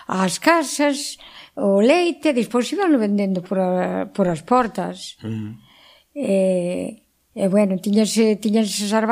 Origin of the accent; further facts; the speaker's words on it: Nogueira de Miño, Galicia, Spain; now in Pincelo, Spain; eu son de Nogueira.